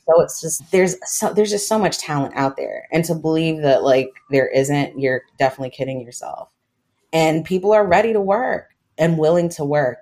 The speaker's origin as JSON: {"language": "English", "country": "United States", "tie": "born or raised there", "also_born_or_lived": "Trinidad and Tobago", "said": "I grew up in the States. I'm American, my mom's American"}